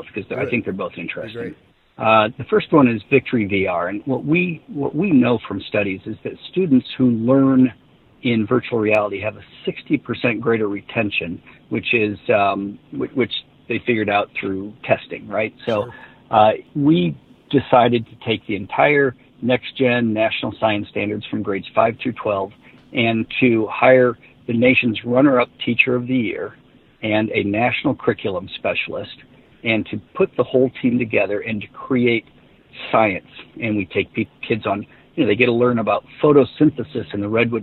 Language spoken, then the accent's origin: English; Davenport, Iowa, United States; downtown Davenport, Iowa, which is my hometown